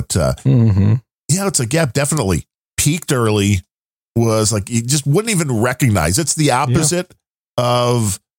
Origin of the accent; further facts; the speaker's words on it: New Jersey, United States; Are you from Jersey? I'm from Jersey.